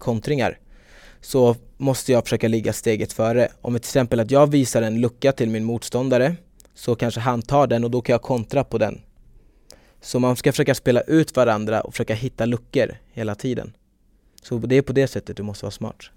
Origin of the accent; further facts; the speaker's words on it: Stockholm, Stockholm County, Sweden; jag är från Stockholm